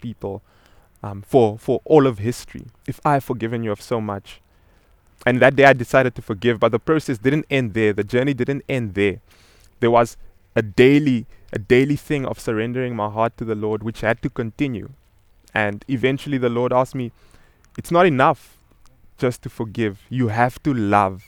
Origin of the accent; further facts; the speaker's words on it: Namibia; I'm originally from Namibia, and I remember growing up as a child